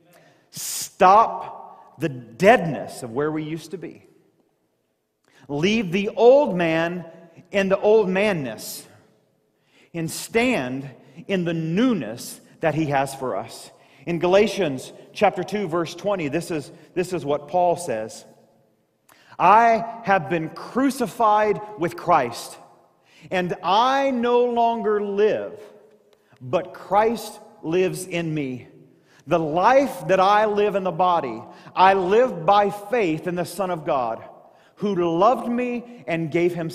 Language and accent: English; Southeast Missouri, United States; moved away; I grew up in Southeast Missouri.